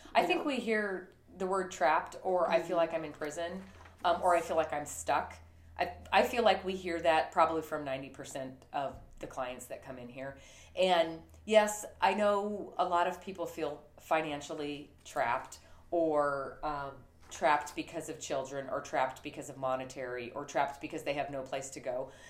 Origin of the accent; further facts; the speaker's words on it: Montana, United States; I was raised in Montana